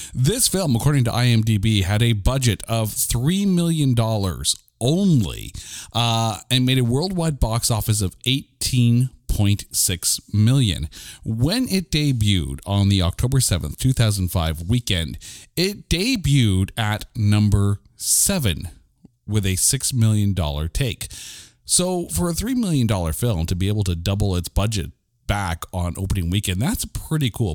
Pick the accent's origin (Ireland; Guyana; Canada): Canada; we're Canadian